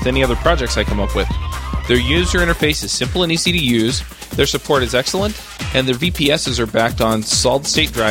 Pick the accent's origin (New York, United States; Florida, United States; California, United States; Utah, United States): Utah, United States; Salt Lake City; in Salt Lake City. It's my hometown